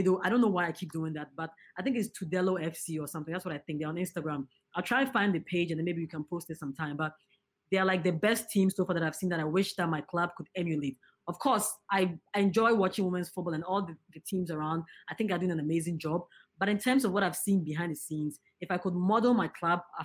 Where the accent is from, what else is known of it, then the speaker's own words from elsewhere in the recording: Ghana; I'm a Ghanaian